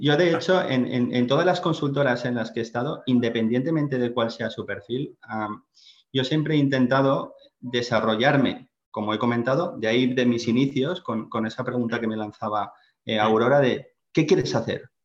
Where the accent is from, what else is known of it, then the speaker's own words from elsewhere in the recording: Valencia, Valencian Community, Spain; also born or lived in Finland; soy valenciano, estudié en, la Universidad Politécnica de Valencia